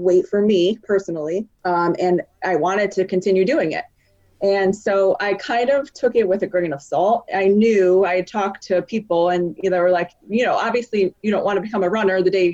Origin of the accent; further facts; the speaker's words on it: Connecticut, United States; moved away as an adult; also born or lived in Philadelphia; I'm from Connecticut, but we had been living in Philadelphia for about 4 or 5 years prior